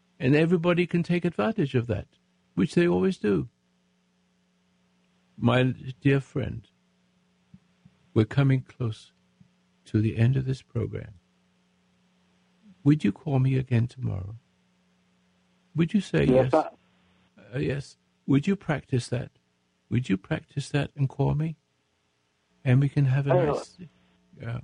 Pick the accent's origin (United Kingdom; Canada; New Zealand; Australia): United Kingdom; England; now in United States; I'm an Englishman, become American